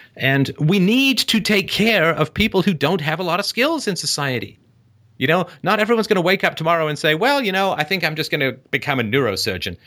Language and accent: English; England, United Kingdom; moved away; growing up in England